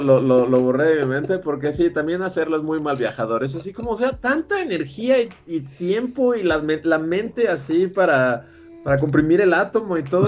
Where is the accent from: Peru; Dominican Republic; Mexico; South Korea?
Mexico; Mexico City; en cuanto bajo de Chilangolandia hacia los trópicos